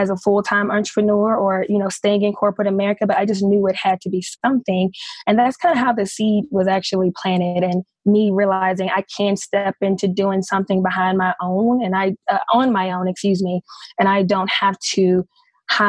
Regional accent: Memphis, Tennessee, United States; I was born and raised in Memphis, Tennessee

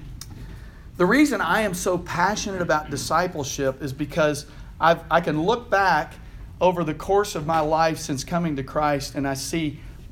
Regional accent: Houston, Texas, United States; I'm from Houston.

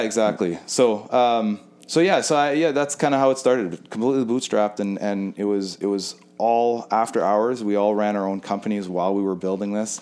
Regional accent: Winnipeg, Manitoba, Canada; I grew up in Winnipeg.

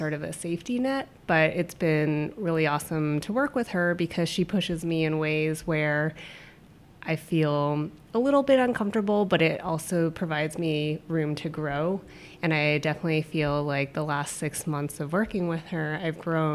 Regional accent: Toronto, Ontario, Canada; now in Seattle, United States; I'm originally from Toronto, so it snows a lot

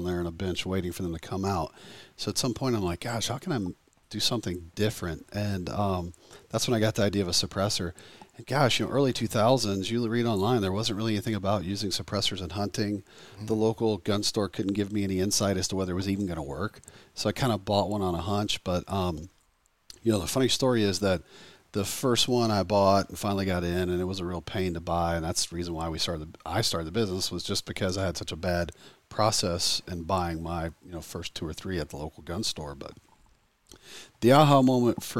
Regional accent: the South, United States; I grew up in the South here, and I used to always go fishing with my grandfather in Alabama.

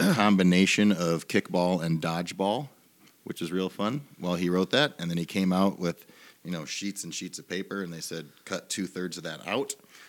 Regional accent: Northwest Iowa, United States; also born or lived in Ames, Iowa; my hometown in Northwest Iowa

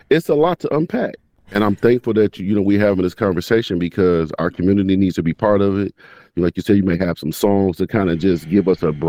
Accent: Milwaukee, Wisconsin, United States; now in Madison, United States; I grew up, born and raised in Milwaukee

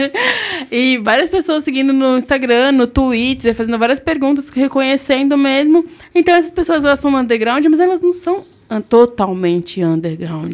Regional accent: Southeast, Brazil; a gente é do Sudeste

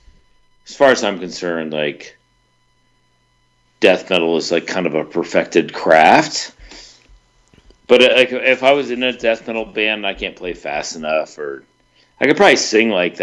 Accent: Richmond, Virginia, United States; I grew up in Richmond

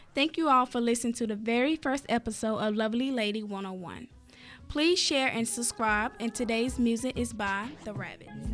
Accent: Roanoke Rapids, North Carolina, United States; I am from Roanoke Rapids, North Carolina, very small town, country girl at heart

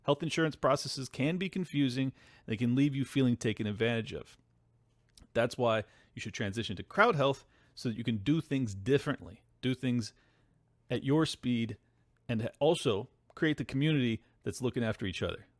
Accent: California, United States; as a Californian

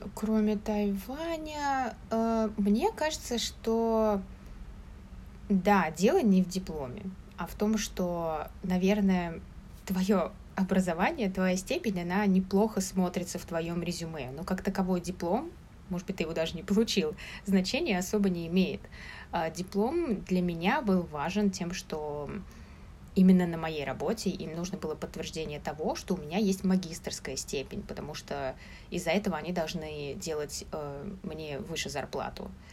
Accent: Moscow, Russia; moved away as an adult; now in Taipei, Taiwan; я из Москвы

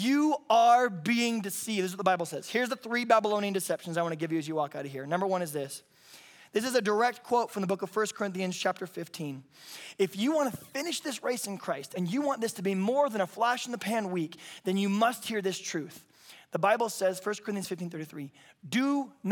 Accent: the South, United States; I'm from the South

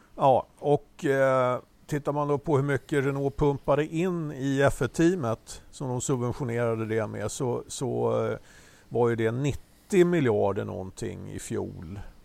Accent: Sweden; vi, som svenskar

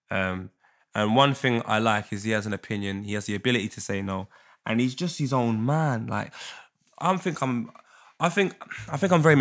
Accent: Jamaica; so if I see a girl in a club, I'm Jamaican. I'm gonna move to you.

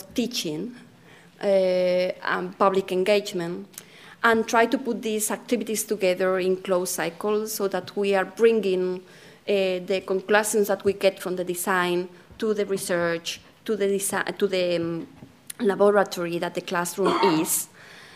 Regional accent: Spain; accent: Spanish; English is a second language; now in London, United Kingdom; My Spanish accent is coming with me everywhere I go

